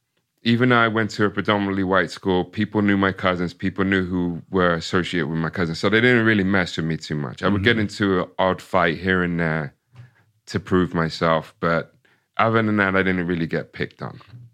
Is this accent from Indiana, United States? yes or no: no; Ipswich, Massachusetts, United States; So yeah. So, you know, growing up in Ipswich, going to a predominantly all white, you know, elementary school